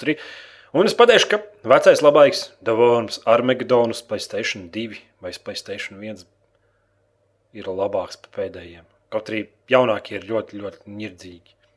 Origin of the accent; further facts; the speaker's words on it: Latvia; Mums bērnībā Latvijā rādīja Transformers.